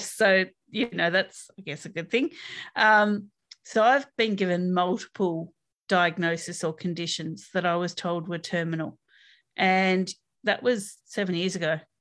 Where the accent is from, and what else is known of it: Australia